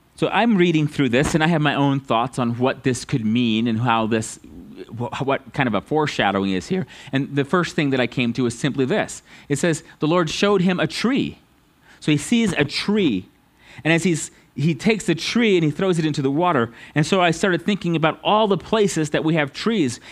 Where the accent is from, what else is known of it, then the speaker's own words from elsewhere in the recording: United States; us as American Christians